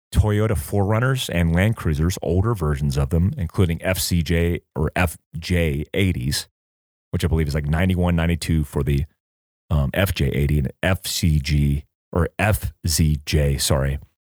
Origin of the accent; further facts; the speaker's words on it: North Carolina, United States; I grew up in North Carolina